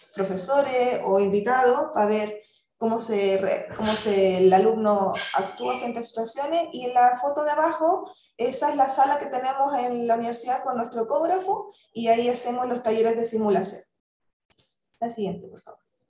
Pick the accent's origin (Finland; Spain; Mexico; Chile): Chile; moved away as an adult; yo soy chilena